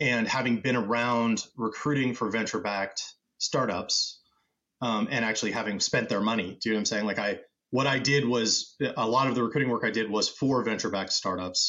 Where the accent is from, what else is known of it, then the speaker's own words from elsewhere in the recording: United States; So I'm originally American, but I'm half Brazilian.